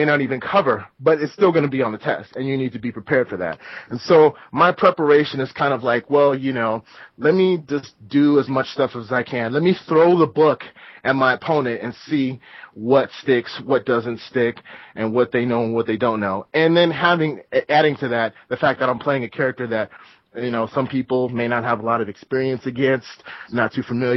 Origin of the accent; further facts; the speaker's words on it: Southern California, United States; now in Northern California, United States; growing up in SoCal and now I live in Northern California